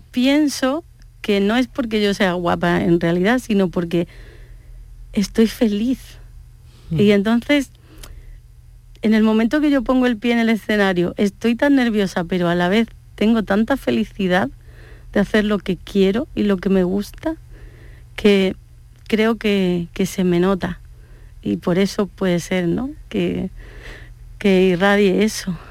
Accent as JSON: {"language": "Spanish", "town": "Málaga", "region": "Andalusia", "country": "Spain", "tie": "born or raised there", "also_born_or_lived": "Córdoba"}